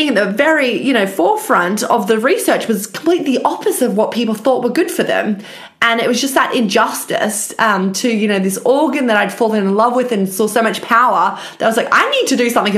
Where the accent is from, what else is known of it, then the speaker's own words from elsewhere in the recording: Australia; moved away as an adult; now in United Kingdom; I actually am Australian, but ended up in the UK after finishing my PhD